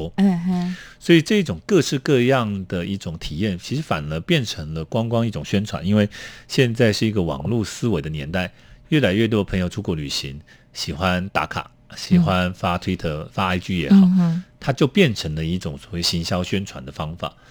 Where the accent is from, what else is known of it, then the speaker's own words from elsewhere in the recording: Yilan County, Taiwan; now in Tainan, Taiwan; 其实我旅居台南，呃，因为我是宜兰人，居到台南已经将近三十年了。